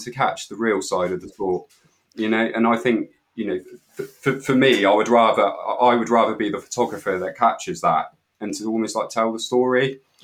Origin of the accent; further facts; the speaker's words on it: Weymouth, South West England, United Kingdom; I'm from Weymouth and Dorset